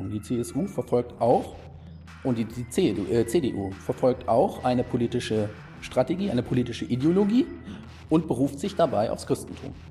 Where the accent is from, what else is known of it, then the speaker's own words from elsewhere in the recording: East Germany, Germany; Es gibt, ich bin Ossi.